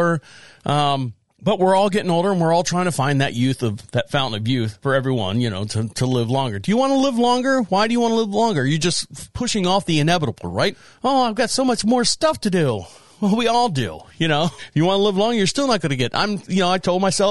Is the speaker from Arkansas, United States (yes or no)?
no; Orlando, Florida, United States; moved away; I was born and raised in Orlando, Florida